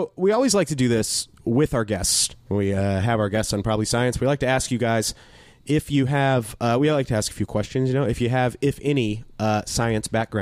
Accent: Madison, North Carolina, United States; also born or lived in Canada; where I was from, it used to be this big railroad town. It's in Madison, North Carolina. Where like I was born in Canada and then we moved to Madison

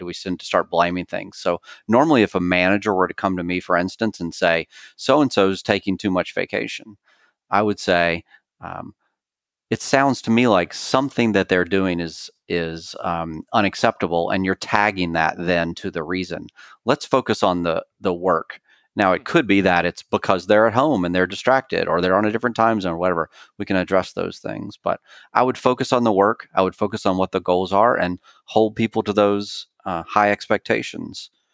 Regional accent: Clemson, South Carolina, United States; moved away; I'm originally from Clemson, South Carolina

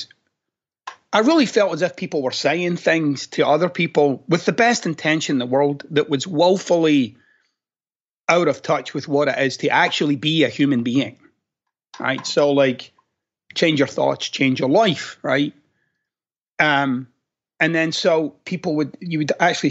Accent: Glasgow, Scotland, United Kingdom; moved away; I'm a guy from Glasgow.

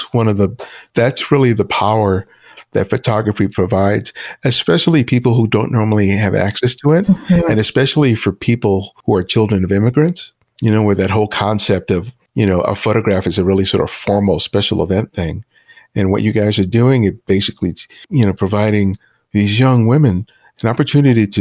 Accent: Los Angeles, California, United States; I grew up in South LA, you know, back in the day

